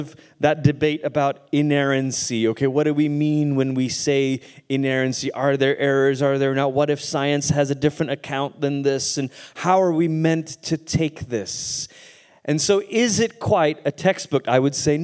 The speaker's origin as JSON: {"language": "English", "country": "Malaysia", "tie": "born or raised there", "also_born_or_lived": "Portland, Oregon, United States / Tulsa, Oklahoma, United States", "first_language": "English", "moved": "as an adult", "lives_now": "United States", "said": "I grew up in Malaysia"}